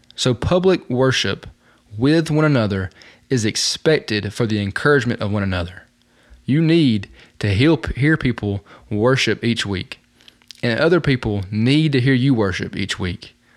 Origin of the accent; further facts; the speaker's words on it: Talladega, Alabama, United States; Right outside of my hometown of Talladega is Mount Sheehaw. It is the tallest mountain in Alabama